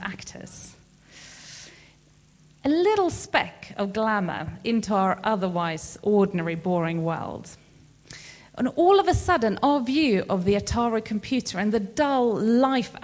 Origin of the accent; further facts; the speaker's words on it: Sweden; now in United Kingdom; I am from Sweden